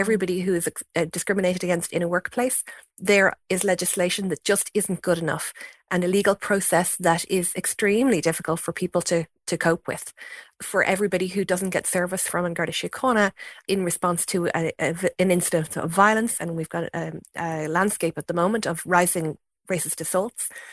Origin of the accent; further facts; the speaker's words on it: Fingal, Leinster, Ireland; my community growing up in Fingal was one that was you know, in lots of ways more diverse than many places across the country